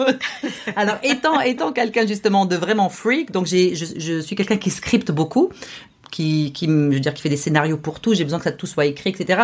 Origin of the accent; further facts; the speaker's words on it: Morocco; now in Montreal, Canada; qu'au Maroc, mon pays d'origine.